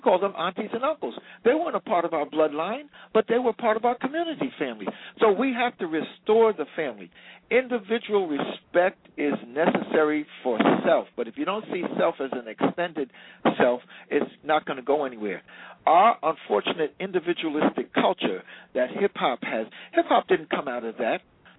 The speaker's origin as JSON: {"language": "English", "town": "Newark", "region": "New Jersey", "country": "United States", "tie": "born or raised there", "said": "I was in tears of joy because that's the experience I felt in the same Newark, New Jersey."}